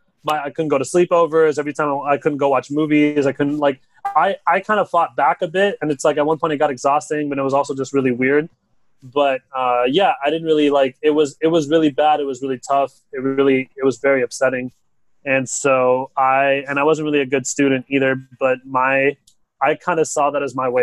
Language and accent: English; California, United States; I'm from California